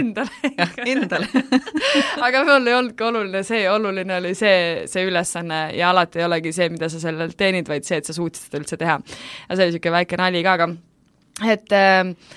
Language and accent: Estonian; Estonia